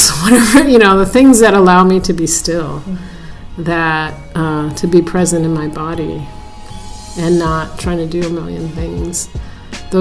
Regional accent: San Francisco, California, United States; I was born and raised in San Francisco area.

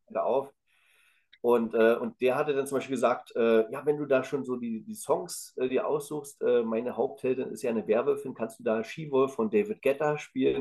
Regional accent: the East, eastern Germany, Germany; ich komme ja aus dem Osten

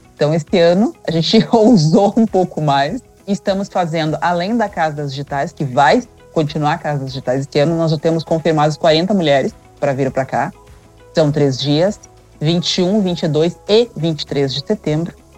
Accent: Cachoeira do Sul, Rio Grande do Sul, Brazil; now in Gramado, Brazil; eu sou do Rio Grande do Sul, sou de Cachoeira do Sul, porém eu tive muitas dificuldades quando eu vim morar aqui em Gramado

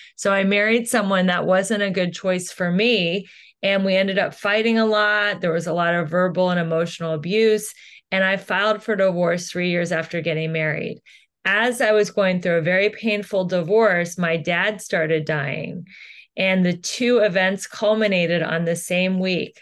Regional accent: Cincinnati, Ohio, United States; moved away as an adult; now in Los Angeles, United States; I am originally from Cincinnati, Ohio. I moved to Los Angeles about twenty years ago

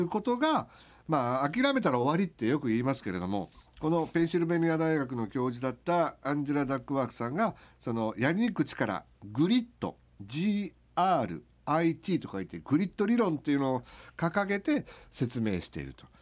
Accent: Okayama, Japan; 僕らのふるさと岡山

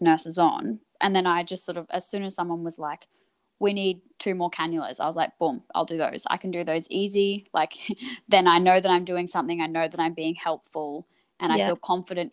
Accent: Queensland, Australia; moved away as an adult; now in Melbourne, Australia; I'm originally from Queensland, and mm-hmm. I moved to Melbourne

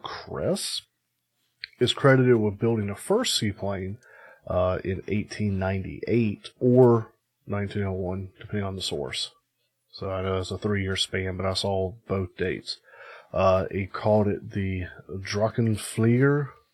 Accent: United States; I'm American

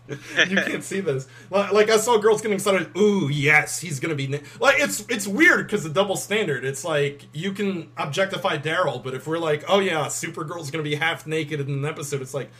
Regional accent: United Kingdom; Fuck you. I'm British.

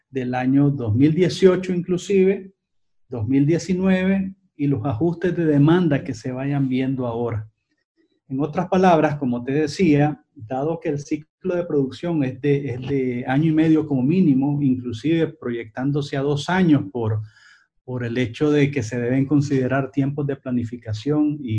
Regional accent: Nicaragua; porque como nicaragüenses tenemos una responsabilidad de cara a construir un mejor país, de cambiarlo para que todos los nicaragüenses y no solamente una parte de ellos

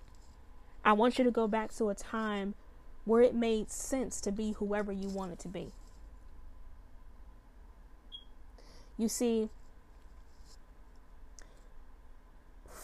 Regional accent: Chicago, Illinois, United States; when I was a little girl, I grew up in Chicago.

